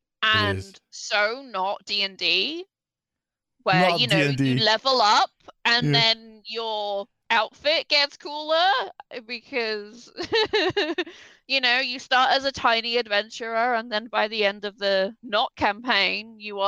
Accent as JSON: {"language": "English", "country": "United Kingdom", "said": "Does Belgium have the problem that the UK has where all of our houses are built to retain heat?"}